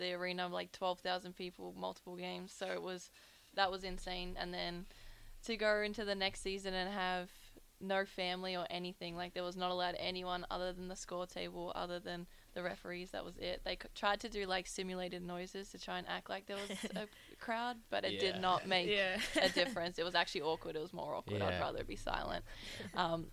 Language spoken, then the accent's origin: English; Australia; moved away as an adult; also born or lived in Oregon, United States; now in Nebraska, United States; I'm from Maui, Australia